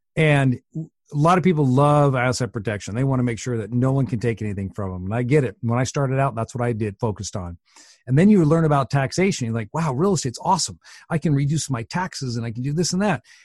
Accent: Washington, United States; I'm from Washington State

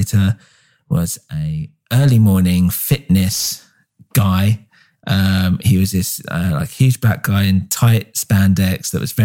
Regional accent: England, United Kingdom; we're English.

